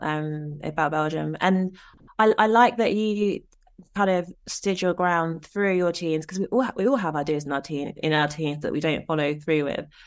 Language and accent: English; Nigeria; I'm Nigerian